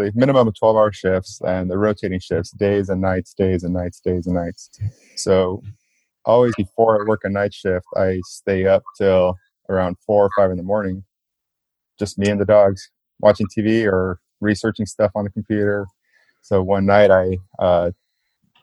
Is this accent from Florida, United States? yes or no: no; South Gate, California, United States; I grew up in Southgate, California, which is right, just like a few minutes away from downtown